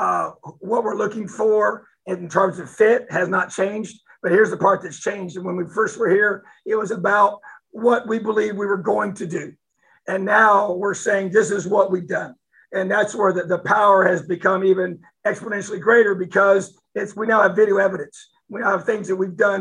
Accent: New Castle, Indiana, United States; I'm from Newcastle

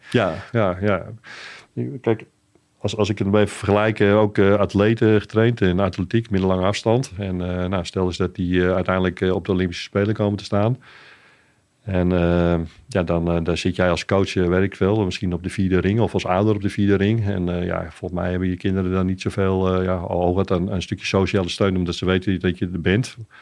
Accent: Amsterdam, North Holland, Netherlands; van origine ben ik een Amsterdammer

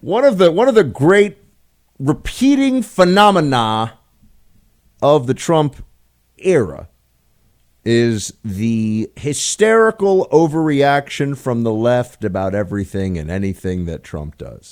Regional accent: New York City, New York, United States; moved away as an adult; now in Washington, D.C., United States; I grew up in Manhattan.

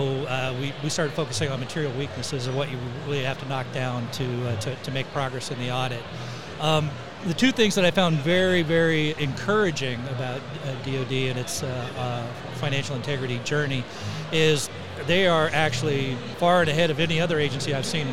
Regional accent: California, United States; moved away; This is my home state. I grew up 2 hours from here

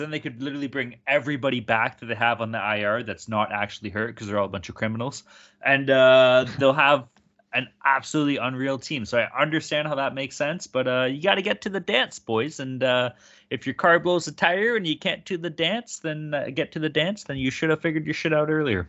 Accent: Vancouver, British Columbia, Canada; accent: Vancouver; I was trying to go with my Vancouver accent.

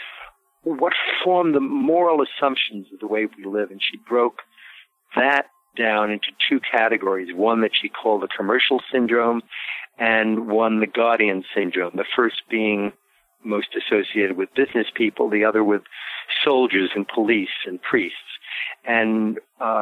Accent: New York City, New York, United States; moved away; also born or lived in Baltimore / San Francisco / Paris; I grew up in Brooklyn, went to high school in Manhattan, lived in Baltimore and San Francisco, and for a little while, Paris

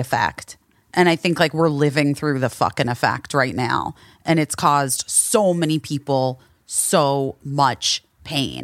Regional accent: Arizona, United States; I am from Arizona.

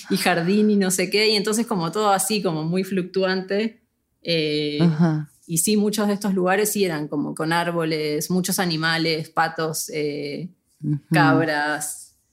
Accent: Buenos Aires, Argentina; Sí, yo crecí en Buenos Aires, pero nos mudamos muchas veces

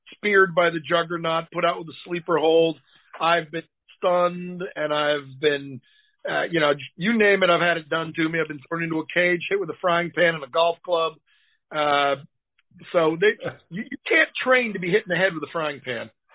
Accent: Boston, Massachusetts, United States; now in Tennessee, United States; I live in Tennessee now, but I'm from Boston.

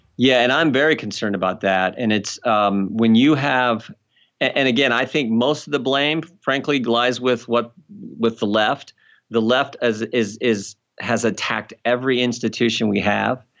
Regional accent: United States; I'm American

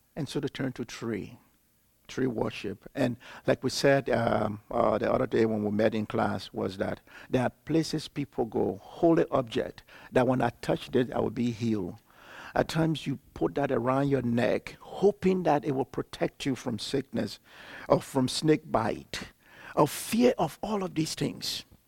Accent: Liberia; I'm from Liberia, West Africa

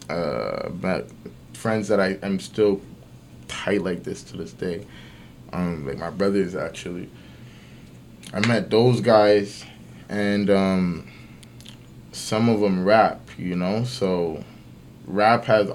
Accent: Toronto, Ontario, Canada; I grew up in Galloway, see? And that's like from the east side of the city.

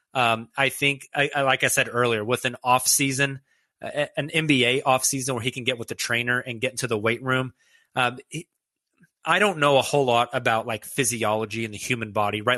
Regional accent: Oklahoma City, Oklahoma, United States; As a lifelong Oklahoman, uh, somebody born and raised in Oklahoma City

